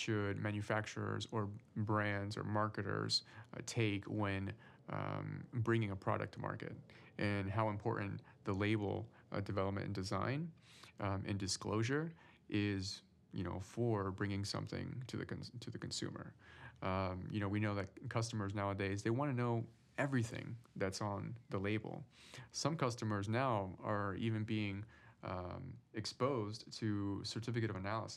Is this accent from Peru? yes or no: yes; Peru; moved away; I'm originally from Peru